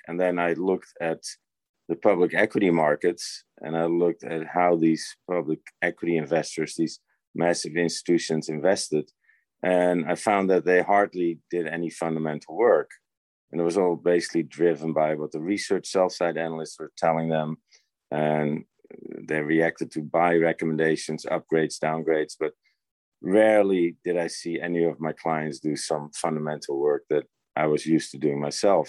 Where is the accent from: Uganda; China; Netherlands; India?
Netherlands; moved away as an adult; I was born in the Netherlands and born raised there and had my basic education there